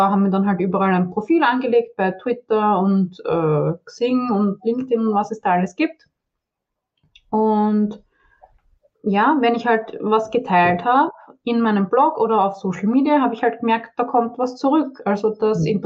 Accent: Vienna, Austria; ich bin aus Wien, wie man vielleicht hört, also eigentlich aus Österreich. Angeblich hört man da auch noch äh, Unterschiede, aber ja, Wiener sehr.

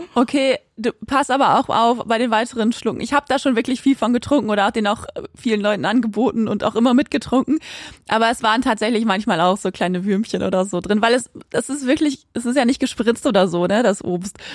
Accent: Quakenbrück, Lower Saxony, Germany; bei uns in Quakenbrück, da wo ich auch aufgewachsen bin

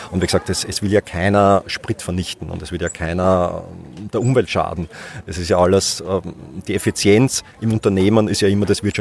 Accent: Schwechat, Lower Austria, Austria; born there; In Schwächert.

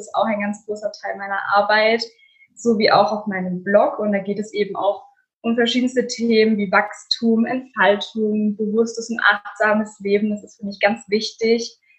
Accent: Offenburg, Baden-Württemberg, Germany; ich komme aus Offenburg, das ist in der Nähe von Freiburg.

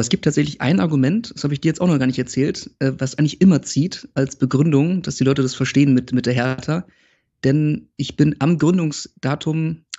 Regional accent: Oldenburg, Lower Saxony, Germany; 27, geboren in Oldenburg, genauso wie mein Bruder übrigens, der ist 25. Ähm, und wir sind in relativ jungen Jahren nach äh, Wolmestedt gezogen mit unserer Familie.

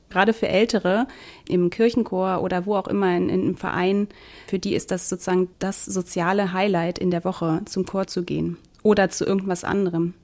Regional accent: Northern Germany, Germany; moved away; ich komme aus Norddeutschland

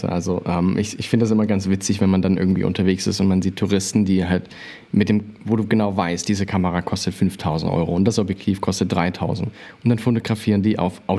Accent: Unna, North Rhine-Westphalia, Germany; born there; Ich komme ja gebürtig aus Unna

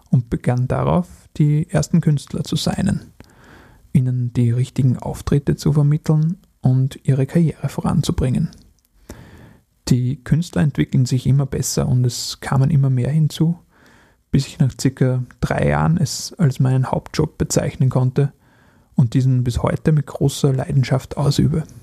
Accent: Upper Austria, Austria; In meiner Heimat in Oberösterreich gab es einmal ein Open-Air-Festival, das mittlerweile schon einige Jahre nicht mehr stattfand.

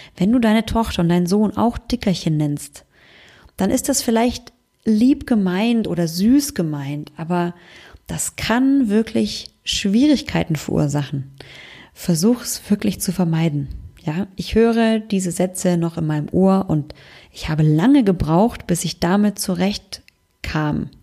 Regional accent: Germany; bei uns in Deutschland

